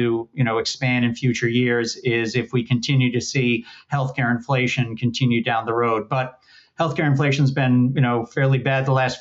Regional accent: Larchmont, New York, United States; When I was a kid growing up in Larchmont, New York

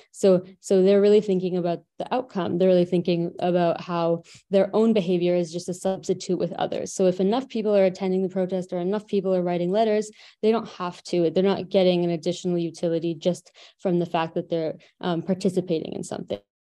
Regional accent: Canada; I'm from Canada

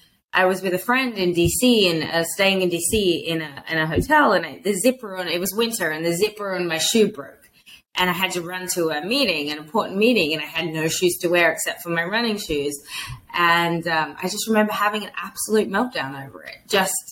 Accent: Australia; moved away; as an Australian

